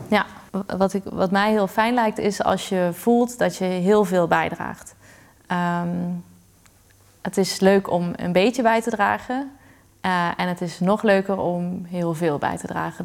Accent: Limburg, Netherlands; moved away as an adult; also born or lived in Utrecht; het is mijn geboorteplaats. Ik denk dat dat het gewoon anders maakt. Het is de plek waar, die ik ken sinds ik klein ben

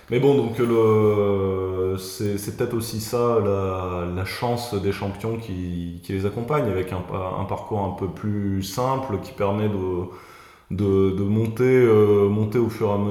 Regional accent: Marseille, Provence-Alpes-Côte d'Azur, France; Ouais, mais je sais pas si je suis euh, tout à fait représentatif euh, euh, du, du, Ma

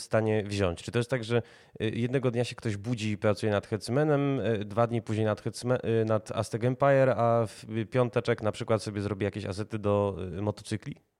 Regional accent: Warsaw, Masovian Voivodeship, Poland; jako warszawiacy

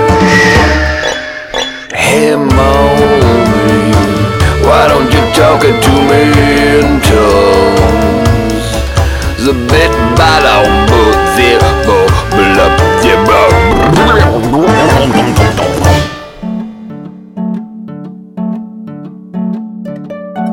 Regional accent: Brampton, Ontario, Canada; my hometown of Brampton, Ontario

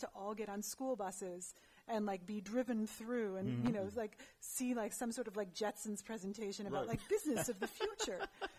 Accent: Pleasanton, California, United States; also born or lived in Manhattan, Kansas / Kansas City; then we moved to California when I was five. To the Bay? To the Bay, yeah. So I grew up out in Pleasanton.

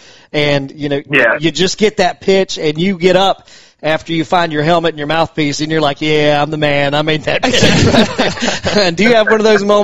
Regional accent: Toccoa, Georgia, United States; I'm from North Georgia, kind of nearer up to that neck of the woods where you were, went to high school. I'm from Stevens County originally, Toccoa, Georgia

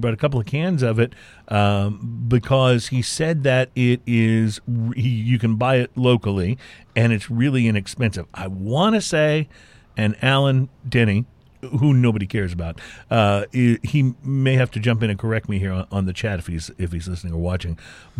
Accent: Texas, United States; moved away as an adult; now in California, United States; I moved from Texas to California when I was in my 20s

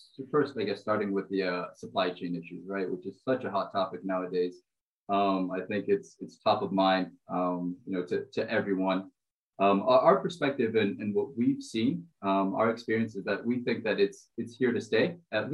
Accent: Brazil; moved away; I'm originally from Brazil.

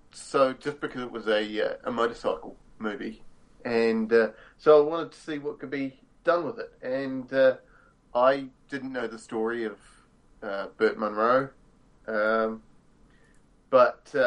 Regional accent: Timaru, Canterbury, New Zealand; My hometown of Timaru

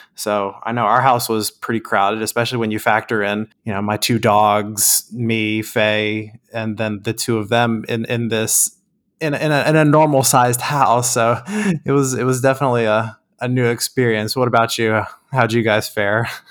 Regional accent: Texas, United States; we're from Texas

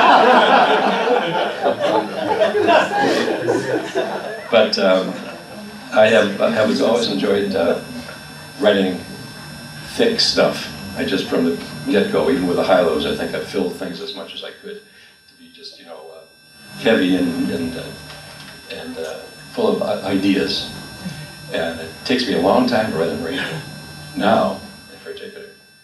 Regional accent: Milwaukee, Wisconsin, United States; moved away as an adult; I was born in Milwaukee, March 31st, 1929, on Easter Sunday

